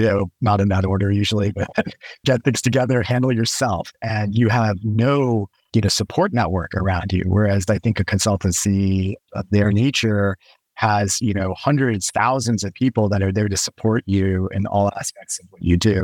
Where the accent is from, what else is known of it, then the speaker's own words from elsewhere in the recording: right outside of Houston, Texas, United States; I grew up right outside of Houston, Texas